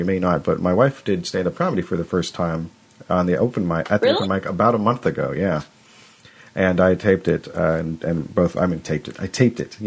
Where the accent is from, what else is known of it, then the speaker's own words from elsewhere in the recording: Arcata, California, United States; moved away as an adult; also born or lived in Washington; I'm from where I'm at now. I moved back to Arcata was my hometown, and Eureka is near it